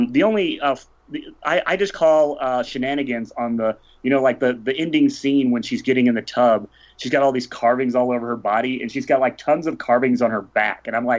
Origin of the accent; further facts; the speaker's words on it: St. Louis, Missouri, United States; being the only guest who's actually from St. Louis